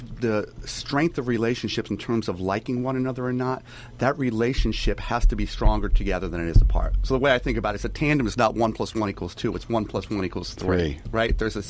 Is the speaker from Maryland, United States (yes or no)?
no; Ewing, New Jersey, United States; growing up in Ewing, New Jersey, it was a one large playground.